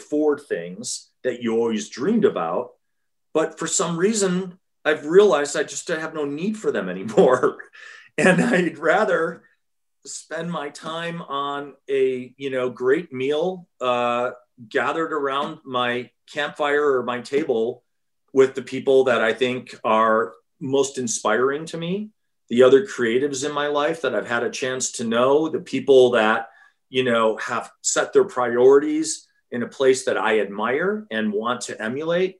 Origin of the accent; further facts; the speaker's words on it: Wisconsin, United States; growing up in Wisconsin